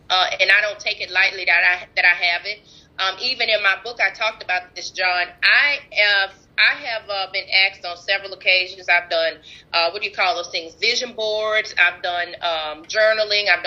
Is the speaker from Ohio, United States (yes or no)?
no; Ferriday, Louisiana, United States; Even when I was in my hometown in Ferriday, because I had so many gifts, and I grew up bouncing from house to house.